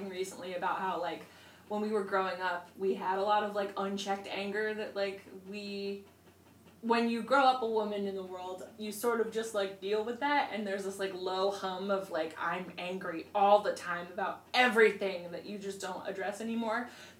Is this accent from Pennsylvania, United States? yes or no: yes; Pennsylvania, United States; I did not grow up in Illinois. I grew up in Pennsylvania.